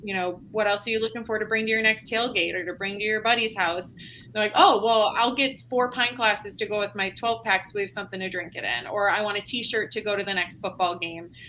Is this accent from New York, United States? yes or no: yes; Buffalo, New York, United States; now in Cincinnati, United States; I'm actually originally from Buffalo, New York